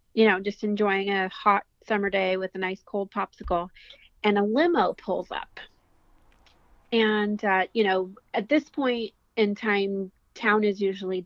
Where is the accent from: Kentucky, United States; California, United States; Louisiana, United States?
California, United States; Santa Ynez; I grew up in San Ynez, in the township of San Ynez